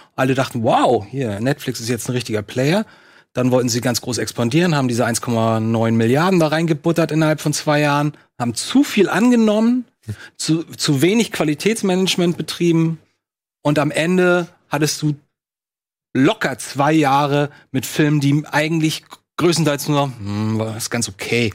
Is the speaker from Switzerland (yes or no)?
no; Lübeck, Schleswig-Holstein, Germany